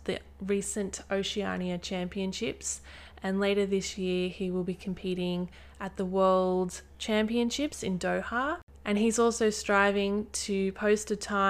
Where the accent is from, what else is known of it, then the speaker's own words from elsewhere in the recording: Bowral, New South Wales, Australia; now in Brisbane, Australia; my hometown of Barrel in the New South Wales Southern Highlands